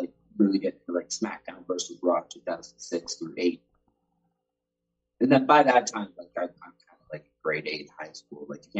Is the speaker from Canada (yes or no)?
yes; Canada; I'm not going to bring American money back to Canada.